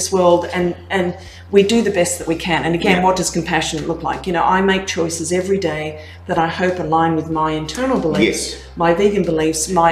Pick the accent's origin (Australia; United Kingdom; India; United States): Australia; Gold Coast, Queensland; moved away as an adult; also born or lived in Canada; I grew up on the Gold Coast, I grew up in Australia